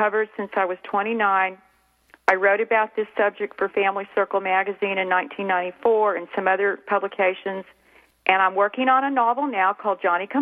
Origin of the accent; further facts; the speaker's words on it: Clovis, New Mexico, United States; now in North Texas, United States; I grew up in Clovis, New Mexico.